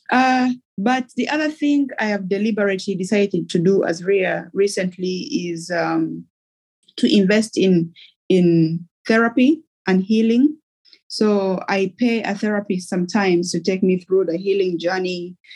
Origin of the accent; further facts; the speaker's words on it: Somalia; I am from Somalia originally.